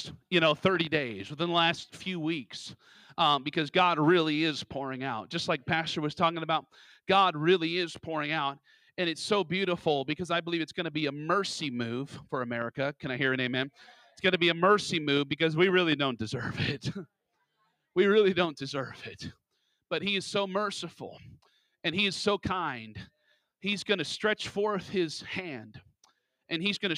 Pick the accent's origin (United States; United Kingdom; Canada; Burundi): United States; Alaska; I was born and raised in Alaska